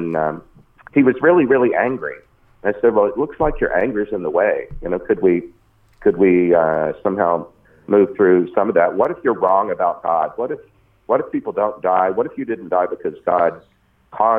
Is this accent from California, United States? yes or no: no; Port Arthur, Texas, United States; I grew up in the extreme southeast corner of Texas